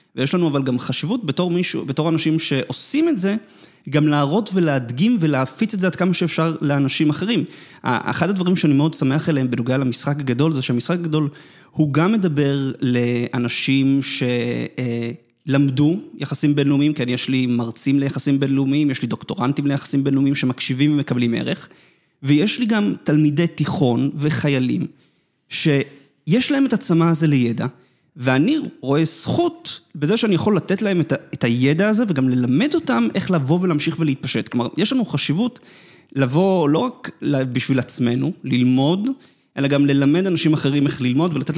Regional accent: Netanya, Central District, Israel; אני נולדתי בדרום נתניה

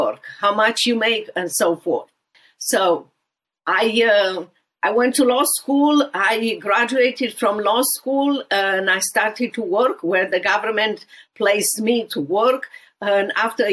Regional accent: Romania; English is a second language; moved away as an adult; now in Dallas, United States; walk with me in socialist and communist Romania in every area of my life

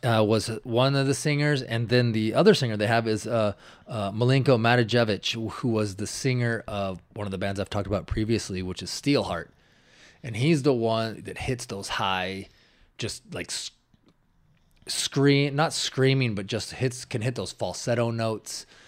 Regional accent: Washington, United States; I'm from Washington, the Great Northwest.

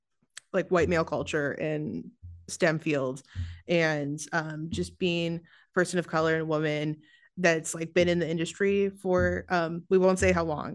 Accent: Seattle, Washington, United States; I'm also from Seattle

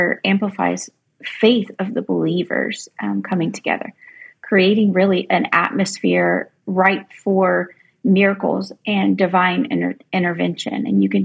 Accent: coast of North Carolina, United States; I live on the coast of North Carolina, and I was a volunteer.

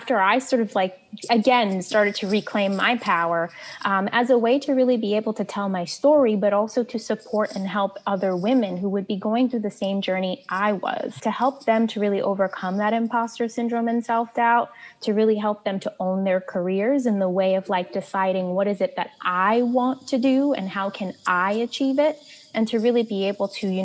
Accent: New York City, New York, United States; I grew up in the projects of Brooklyn, New York, Marlborough Projects

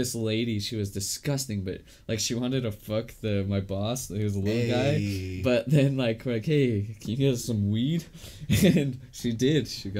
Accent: Utah, United States; You think I'm married because I'm from Utah?

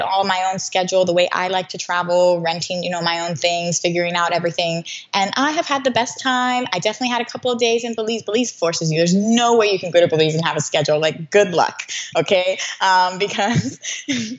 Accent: Puerto Rico; moved away; I'm from Puerto Rico originally. I speak Spanish

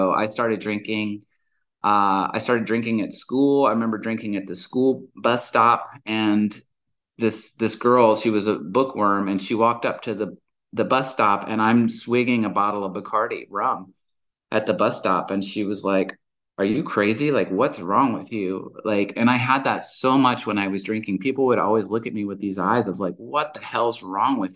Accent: the South, United States; moved away; also born or lived in Georgia / Alabama / Montana; And I'm originally from the South. I was born and raised in Georgia and Alabama.

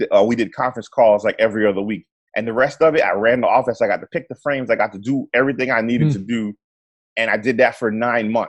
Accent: near Fort Lauderdale, Florida, United States; also born or lived in Trinidad and Tobago; I grew up near Fort Lauderdale

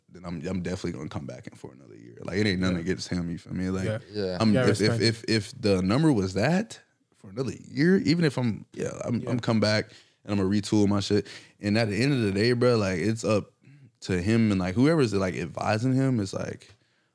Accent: Valdosta, Georgia, United States; I'm from Valdosta. We get shit out of the mud. Like, it's Valdosta, Georgia.

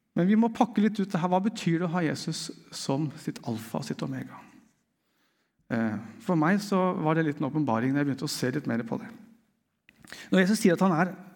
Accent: Eastern Norway, Norway; meg som østlending, det er først når jeg kommer til Sørlandet, at jeg skjønner hva det vil si å være østlending

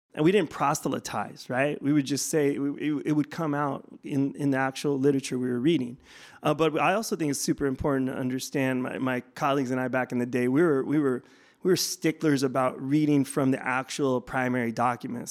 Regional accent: Bay Area, California, United States; moved away; also born or lived in Tucson, Arizona; I'm not from Tucson. I'm from the Bay Area originally

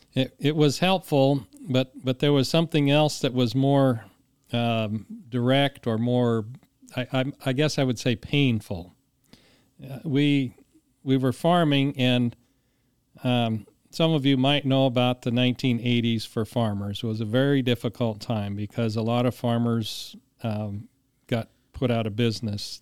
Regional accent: Longmont, Colorado, United States; moved away as an adult; also born or lived in Bridgeport, Nebraska; I was born in Longmont, Colorado. Uh, my family, uh, we had a farm near Erie, Colorado, eh, which is about ten miles from Longmont. And we farmed there till nineteen seventy-three.

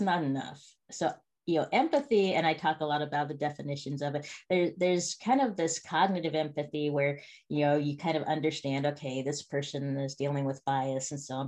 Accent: Spokane, Washington, United States; I grew up in a place called Spokane, Washington

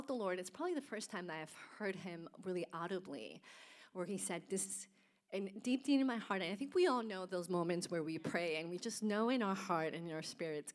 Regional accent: Colombia; also born or lived in Houston; now in United States; I was born in Colombia, so a little bit south of Germany, and grew up in a Catholic home

